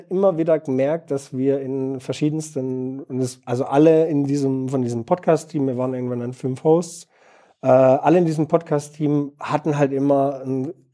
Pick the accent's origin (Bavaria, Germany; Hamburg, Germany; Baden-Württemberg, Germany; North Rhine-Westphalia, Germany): Baden-Württemberg, Germany; Heilbronn; now in Bielefeld, Germany; Äh, Heilbronn.